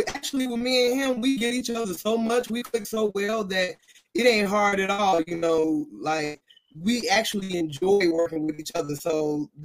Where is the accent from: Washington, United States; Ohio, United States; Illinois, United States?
Illinois, United States; Chicago; now in Dallas, United States; I am originally from Chicago, Illinois, the South Side, what they would call the Wild Hunnets. But I've been in Dallas for about 12, 13 years now.